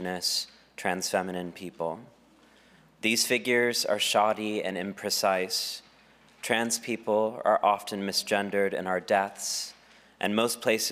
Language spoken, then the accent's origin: English; Texas, United States; my home state of Texas